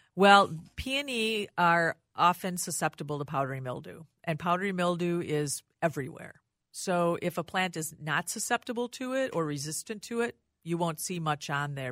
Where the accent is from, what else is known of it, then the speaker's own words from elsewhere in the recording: Rochester, Minnesota, United States; I lived, I grew up in Rochester